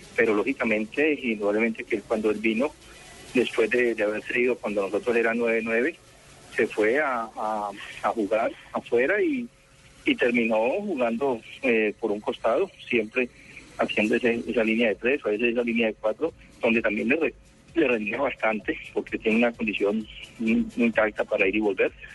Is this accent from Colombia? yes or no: yes; Colombia; nosotros como colombianos